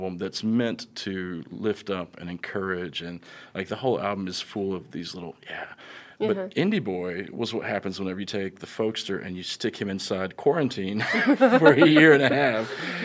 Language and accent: English; Russellville, Arkansas, United States; I'm from beautiful Russellville